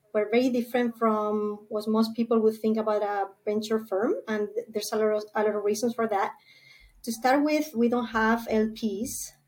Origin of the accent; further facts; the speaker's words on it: Spain; moved away as an adult; now in San Diego, United States; I was born and raised in Spain